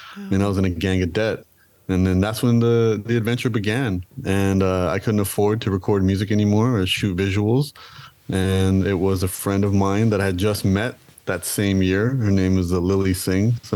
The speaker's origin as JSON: {"language": "English", "town": "Toronto", "region": "Ontario", "country": "Canada", "tie": "born or raised there", "said": "I am from Toronto. I was born and raised in Toronto"}